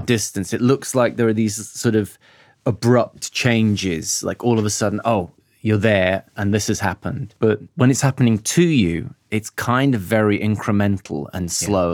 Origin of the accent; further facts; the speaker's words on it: Birmingham, West Midlands, United Kingdom; moved away; also born or lived in London; I grew up in Birmingham. Mm and I grew up in Handsworth Wood